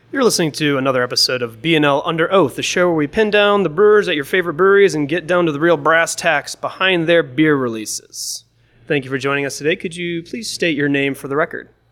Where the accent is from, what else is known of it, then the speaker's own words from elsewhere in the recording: Michigan, United States; I'm from Michigan